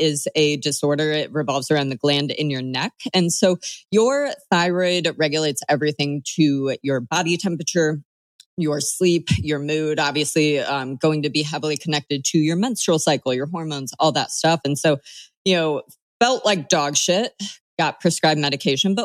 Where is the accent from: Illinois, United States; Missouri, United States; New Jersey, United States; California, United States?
Illinois, United States; Bloomington; moved away; I'm from Bloomington Normal, Illinois